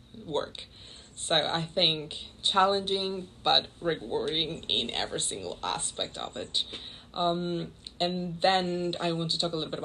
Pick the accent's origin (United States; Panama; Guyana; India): Panama; Panama City; moved away as an adult; also born or lived in London; I'm from Panama City, Panama